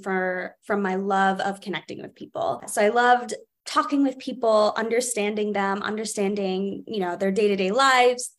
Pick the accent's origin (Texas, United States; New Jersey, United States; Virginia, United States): New Jersey, United States; now in Boston, United States; I was always that little nerd at the Camden Aquarium growing up in New Jersey